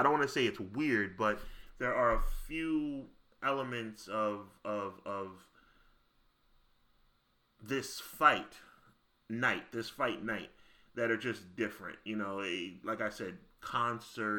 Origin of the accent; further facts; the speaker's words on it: New York, United States; I'm from New York